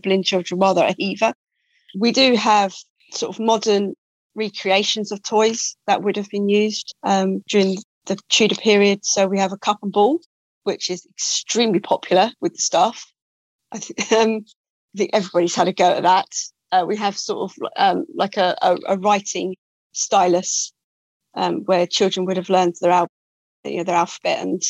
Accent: England, United Kingdom; being English

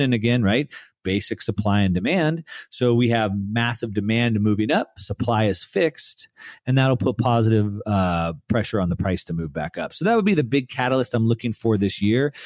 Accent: United States; we grew up in the United States

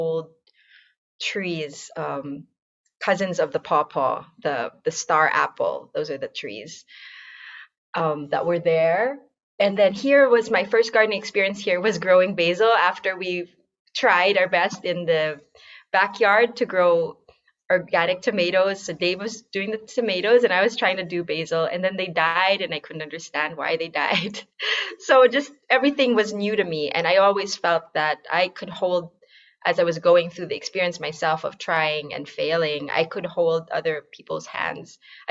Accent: Philippines; now in United States; I'm from the Philippines

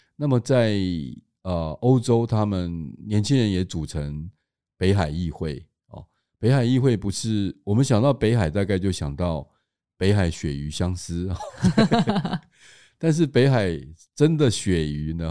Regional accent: Tainan, Taiwan; 作为台南人的话，甚至会认为说，其实曾文水库应该是属于我们台南的

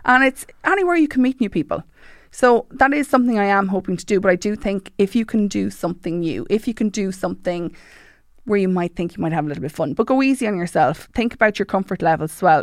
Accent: Mullingar, Leinster, Ireland; I joined recently Hardy Book Studio in Mullingar 'cause I'm from Mullingar

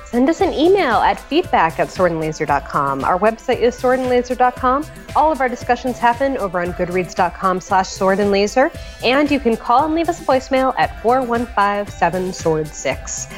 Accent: West Hartford, Connecticut, United States; I live in, I grew up in West Hartford, Connecticut.

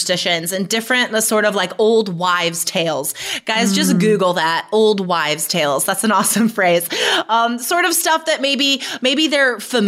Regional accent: United States; moved away as an adult; also born or lived in Taiwan; as an American living in Taiwan

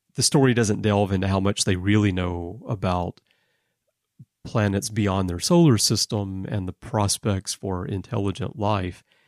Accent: Alabama, United States; also born or lived in Texas; now in Japan; being from Texas, uh, but growing up in Alabama

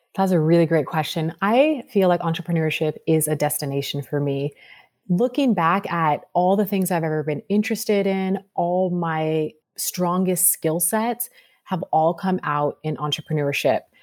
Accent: Sacramento, California, United States; moved away as an adult; now in Los Angeles, United States; I grew up in Sacramento, California.

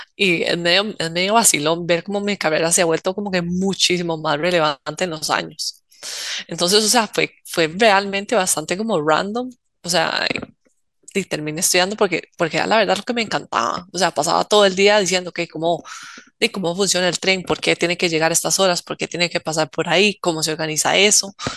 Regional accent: Costa Rica; como uno siendo tico

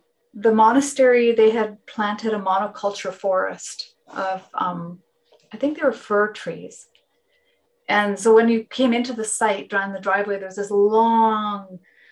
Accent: West Coast, near Salt Spring Island, British Columbia, Canada; first language Finnish; English is a second language; also born or lived in North Vancouver; I grew up on the West Coast, I grew up not very far from here.

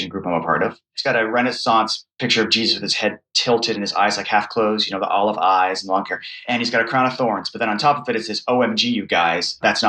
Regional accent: United States; an American Protestant who comes from an evangelical background

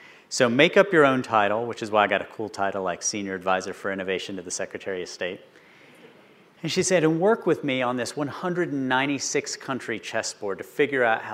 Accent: West Virginia, United States; moved away as an adult; also born or lived in Baltimore, Maryland; growing up in West Virginia

